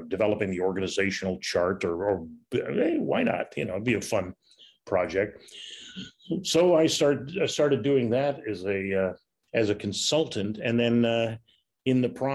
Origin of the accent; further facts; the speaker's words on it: Chicago, Illinois, United States; growing up on the South Side, you know, working at Comiskey Park was kind of a childhood dream coming true